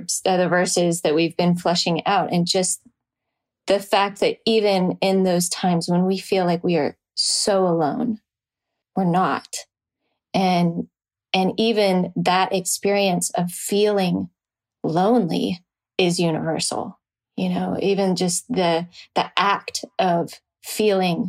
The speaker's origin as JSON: {"language": "English", "town": "Nashville", "region": "Tennessee", "country": "United States", "tie": "born or raised there", "said": "growing up in Nashville"}